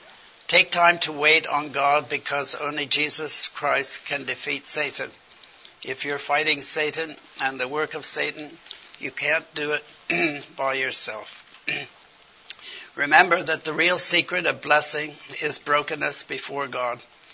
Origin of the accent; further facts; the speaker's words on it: China; As I grew up in China, because my father was a missionary surgeon with the China in the mission, Hudson Taylor's mission, I thought only of China.